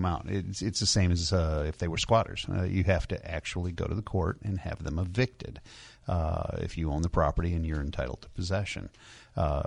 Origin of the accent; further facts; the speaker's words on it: about 40 miles north of Syracuse, New York, United States; About 40 miles north of Syracuse, New York